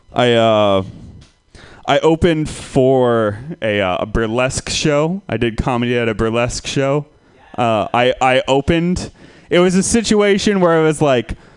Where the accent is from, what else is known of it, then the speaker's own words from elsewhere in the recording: Santa Rosa, California, United States; I am from Santa Rosa